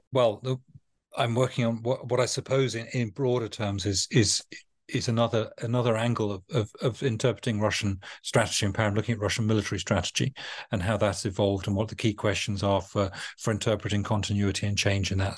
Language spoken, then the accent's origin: English; United Kingdom; as a Brit